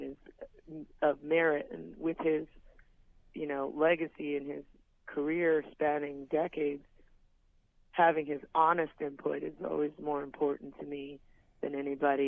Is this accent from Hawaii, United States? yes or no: yes; Hawaii, United States; moved away; go back to my hometown.